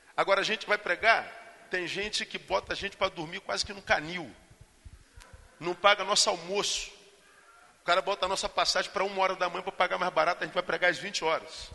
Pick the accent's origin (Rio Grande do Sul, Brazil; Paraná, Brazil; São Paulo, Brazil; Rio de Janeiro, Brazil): Rio de Janeiro, Brazil; Eu sou carioca, estou acostumado com, com, com calor